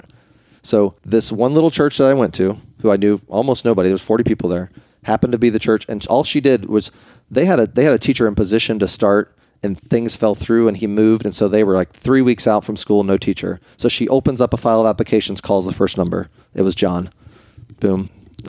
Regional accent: Springfield, Ohio, United States; also born or lived in Ada, Ohio / Columbus, Ohio; I grew up in Springfield, Ohio

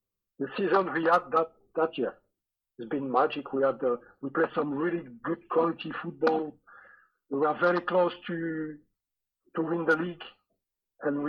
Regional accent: France; English is a second language; moved away as an adult; also born or lived in Scotland; you're French and you arrive in a in Scotland in a new club

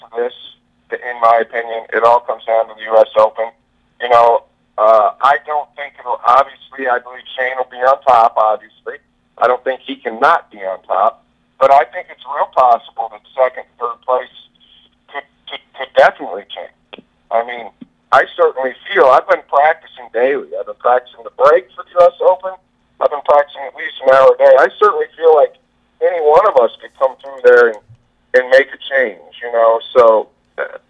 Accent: Des Moines, Iowa, United States; I grew up in Des Moines, Iowa

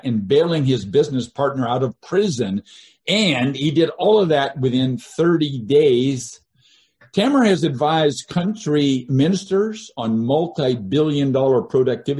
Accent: Seattle, Washington, United States; I grew up in Seattle

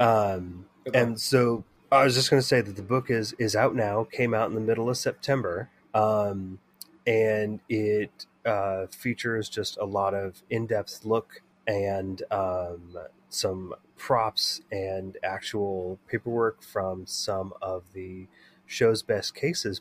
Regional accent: Bay Area, California, United States; growing up in the Bay Area in the 80s and the 90s

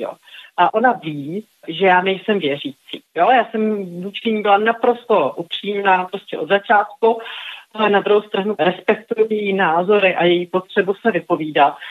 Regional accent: Prague, Czechia; jsem z Prahy.

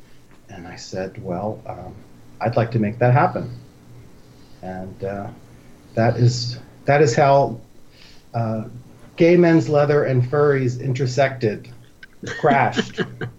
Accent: Philadelphia, Pennsylvania, United States; So I'm 55 years old, and I grew up in Center City, Philadelphia, in the heart of the gayborhood. So I grew up in a very gay East Coast inner city neighborhood.

